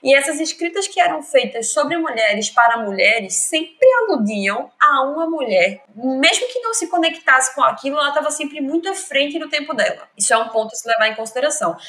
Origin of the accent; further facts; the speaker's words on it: Lagoa de Itaenga, Pernambuco, Brazil; now in Recife, Brazil; Eu sou de Recife, vivi minha vida inteira em Lagoa de Taenga, que é uma cidadezinha da zona norte da Zona Mata Norte de Pernambuco, mas vivo em Recife hoje